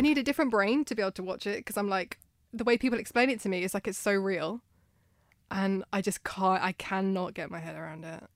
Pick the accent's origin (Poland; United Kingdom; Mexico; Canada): United Kingdom; being British